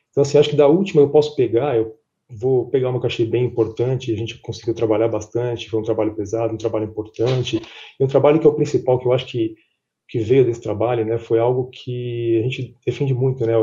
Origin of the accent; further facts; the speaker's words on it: São Paulo, Brazil; also born or lived in Chicago; sou brasileiro, apesar de ter esse nome gringo, né, sou brasileiro … é, nascido em São Paulo, cresci em São Paulo, fiquei dois anos no escritório da PwC de Chicago